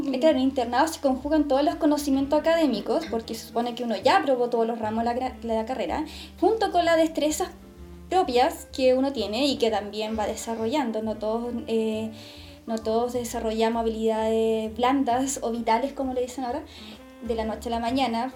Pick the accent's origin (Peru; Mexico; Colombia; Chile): Chile; Santiago, Santiago Metropolitan Region; yo soy de Santiago